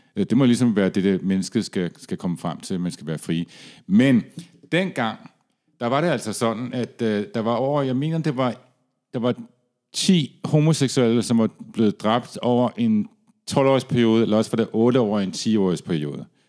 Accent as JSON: {"language": "Danish", "country": "Denmark", "tie": "born or raised there", "said": "da jeg var barn i Danmark"}